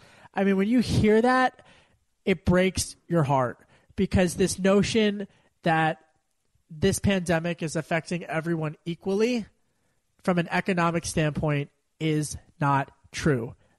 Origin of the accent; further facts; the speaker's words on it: Pennsylvania, United States; You know, when I was a kid growing up in Delco, my dad at the dinner table, he would always have one stat that he heard.